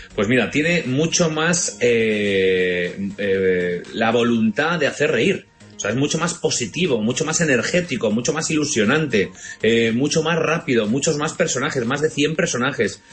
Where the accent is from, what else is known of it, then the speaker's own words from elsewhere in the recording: Valencian Community, Spain; como buen valenciano que soy